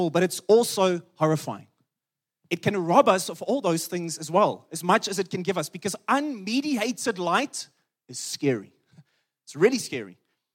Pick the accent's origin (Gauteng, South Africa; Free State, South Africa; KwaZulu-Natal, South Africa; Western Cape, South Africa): Free State, South Africa; I come from the Free State where the sun is powerful